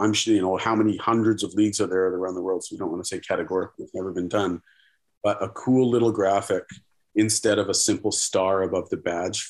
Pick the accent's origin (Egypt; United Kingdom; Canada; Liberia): Canada; Ontario; I'm from Ontario. I've never seen a tree.